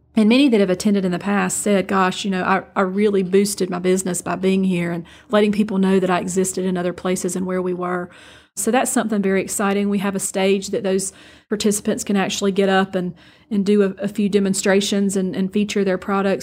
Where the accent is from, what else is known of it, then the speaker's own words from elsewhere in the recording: Bainbridge, Georgia, United States; also born or lived in Brooklet, Georgia / Statesboro, Georgia / Donalsonville, Georgia / Thomasville, Georgia; now in Moultrie, United States; I actually graduated high school in Bainbridge, Georgia